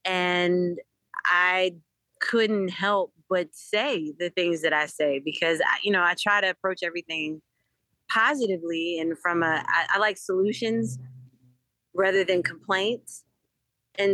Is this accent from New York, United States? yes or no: no; Eureka, Missouri, United States; also born or lived in Durham / Nashville; now in Philadelphia, United States; I grew up in Eureka, Missouri, which is a suburb of St. Louis.